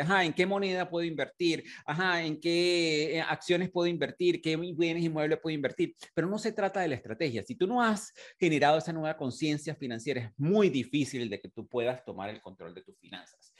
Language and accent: Spanish; Venezuela; moved away as an adult; also born or lived in United Kingdom; cuando yo emigré de, de, de, de Venezuela hace más de 21 años